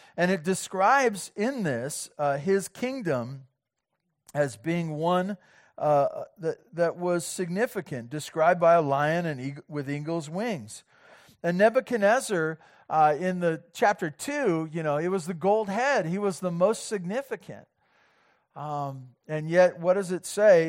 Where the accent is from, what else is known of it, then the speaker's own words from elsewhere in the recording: Santa Barbara, California, United States; I'm from Southern California. I grew up in Santa Barbara